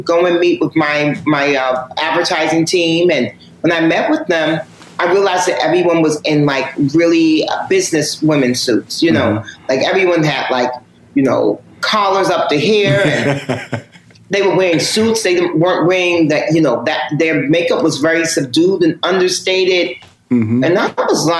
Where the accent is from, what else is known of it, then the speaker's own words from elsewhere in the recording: New York, United States; see, I'm the first generation of hip hop. And mm-hmm. I'm born and raised in New York. So hip hop is my thing.